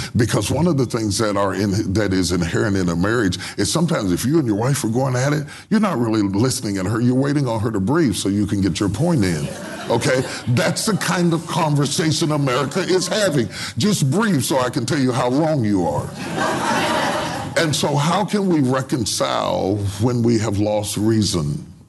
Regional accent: West Virginia, United States; I'm from West Virginia

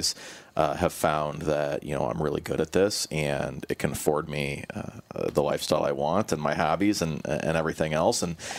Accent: Illinois, United States; married a Minnesota girl, 'cause I'm from Illinois, so here I am.

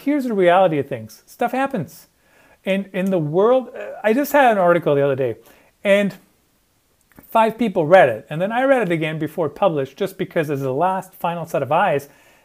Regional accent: Germany; moved away; I grew up in Germany

